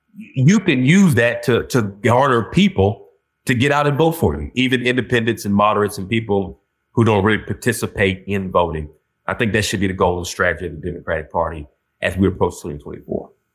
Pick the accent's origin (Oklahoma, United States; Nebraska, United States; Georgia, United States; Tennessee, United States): Georgia, United States; moved away as an adult; now in Boston, United States; me still being from Georgia